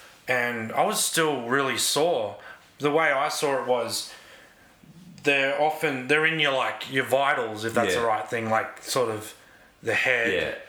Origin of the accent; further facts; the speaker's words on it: Brisbane, Queensland, Australia; I'm from Brisbane.